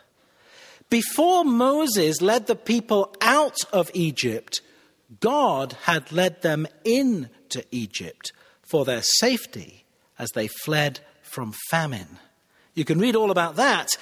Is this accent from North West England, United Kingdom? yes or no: yes; Cheshire, North West England, United Kingdom; moved away as an adult; also born or lived in Manchester / Shropshire; now in Pittsburgh, United States; Cheshire, where I grew up